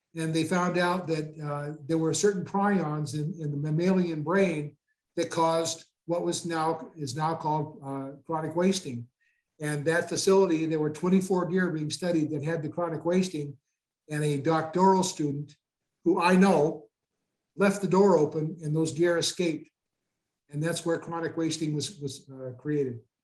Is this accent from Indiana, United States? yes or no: no; Goodland, Kansas, United States; now in Loveland, United States; I was born in Goodland, Kansas